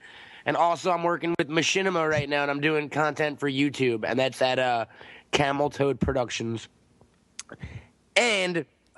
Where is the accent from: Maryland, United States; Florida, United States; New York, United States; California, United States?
New York, United States; now in Los Angeles, United States; I'm from New York originally. Now I'm out here.